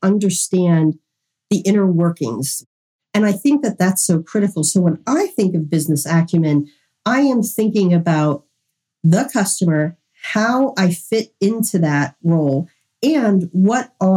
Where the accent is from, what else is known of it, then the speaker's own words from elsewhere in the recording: Western Pennsylvania, United States; I'm from Western Pennsylvania.